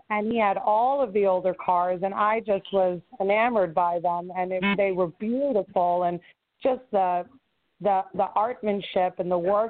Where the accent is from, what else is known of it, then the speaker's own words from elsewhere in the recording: New York City, New York, United States; I grew up in Brooklyn, which is very similar to Chicago. It's very community knit back then.